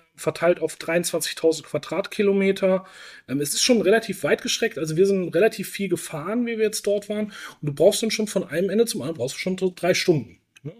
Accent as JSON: {"language": "German", "area": "Franconia", "region": "Bavaria", "country": "Germany", "tie": "born or raised there", "said": "Ich bin gebürtiger Franke"}